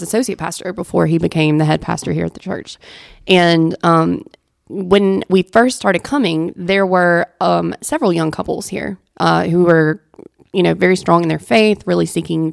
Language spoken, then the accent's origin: English; Mississippi, United States; moved away as an adult; I grew up in Mississippi. I didn't grow up here.